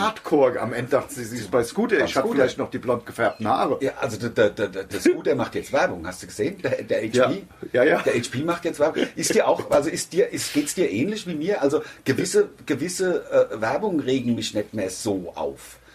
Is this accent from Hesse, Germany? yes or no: yes; Hesse, Germany; Das ist ja meine Heimat. Also ich wohne hier, ich bin hier. Hier sind wir groß geworden, äh, in jeder Beziehung. Ich bin hier in die Schule gegangen, bin also als Kind hier groß geworden, hab meine Jugend hier verbracht